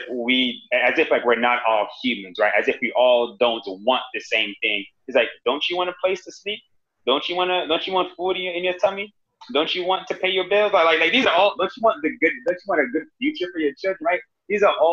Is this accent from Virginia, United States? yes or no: no; Miami, Florida, United States; moved away as an adult; also born or lived in North Carolina / Boston; now in Austin, United States; when I grew up in Miami